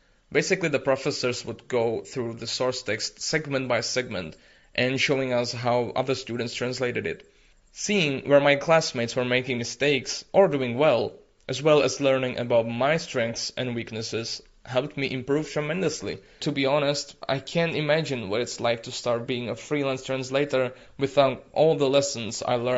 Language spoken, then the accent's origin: English; Czechia; I come from the Czech Republic